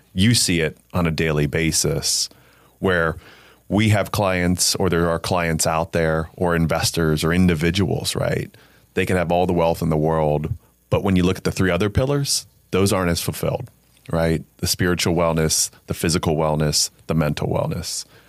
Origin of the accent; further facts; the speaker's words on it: Alliance, Ohio, United States; I'm born and raised in Northeast Ohio, um, from Alliance, Ohio